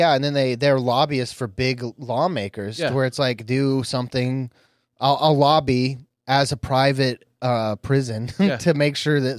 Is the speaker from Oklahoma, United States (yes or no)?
yes; Bristow, Oklahoma, United States; I was raised in Bristow